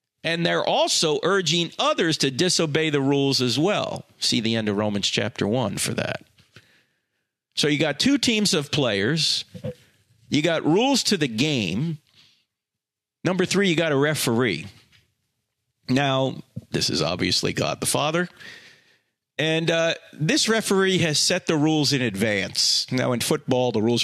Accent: New Jersey, United States; I'm from New Jersey

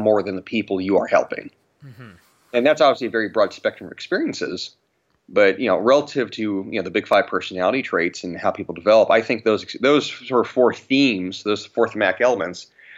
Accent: Riverside County, California, United States; I grew up in Riverside County in California, which was one of the hardest hit county in the country.

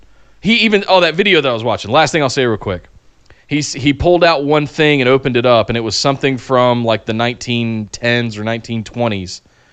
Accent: North Carolina, United States; growing up in Central North Carolina around Smoky Mountain Wrestling, Glenn Jacobs.

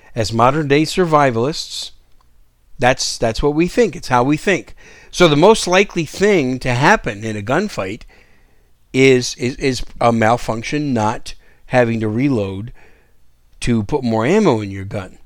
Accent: Wisconsin, United States; moved away as an adult; Most of you know Wisconsin's my home state, and, uh, I was, I was raised there for the better part of my, well, for my entire childhood and early young adult years

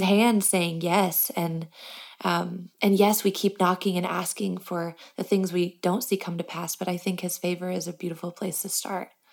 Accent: Michigan, United States; I grew up in Michigan

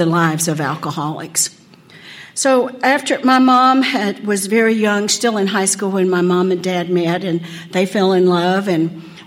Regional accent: Odessa, Texas, United States; I grew up in Odessa, Texas.

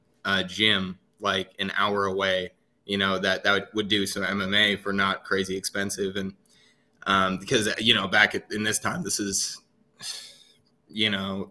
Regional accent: Northern Nevada, United States; born or raised there; moved away as an adult; also born or lived in San Jose / Reno; now in North Carolina, United States

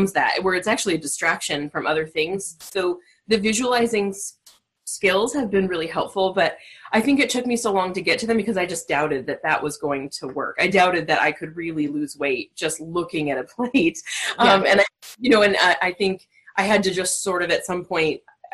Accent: Southern California, United States; I'm actually from Southern California. So I think growing up in a coastal town

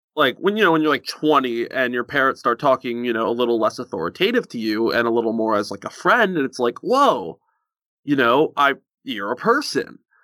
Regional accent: United States; also born or lived in Virginia; I'm, I'm American.

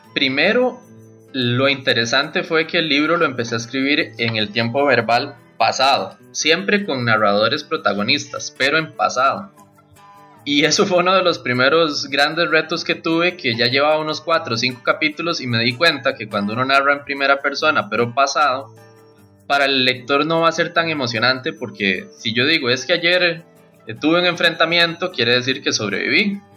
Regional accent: Costa Rica; first language Spanish; soy costarricense, un autor nacional

